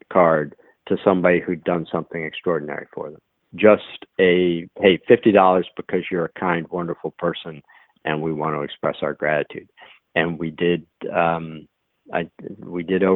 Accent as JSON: {"language": "English", "region": "New England", "country": "United States", "moved": "as an adult", "lives_now": "Atlanta, United States", "said": "I come from New England, and even though I've lived in Atlanta for the last 18 years, but I come from New England, and we have a phrase, we call things wicked good"}